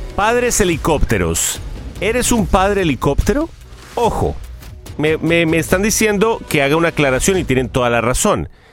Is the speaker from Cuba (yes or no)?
yes; Cuba; moved away; en Cuba, en mi país